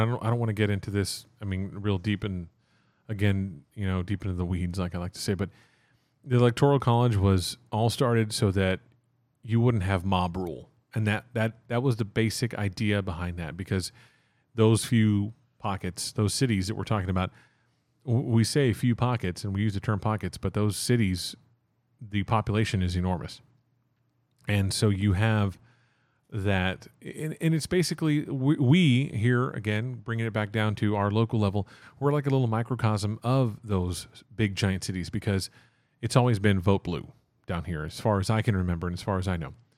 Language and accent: English; Texas, United States; I refer to myself as Texan